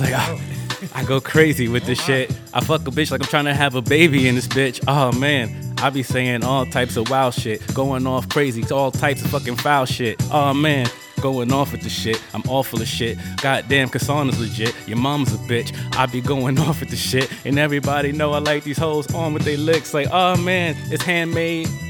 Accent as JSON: {"language": "English", "town": "New York City", "region": "New York", "country": "United States", "tie": "born or raised there", "moved": "yes", "said": "I'm a true thoroughbred Bronx native"}